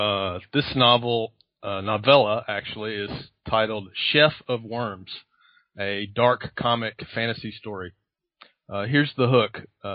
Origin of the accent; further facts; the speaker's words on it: United States; accent: American; It's actually interesting because for many of my students, they only hear my accent as just being an American accent.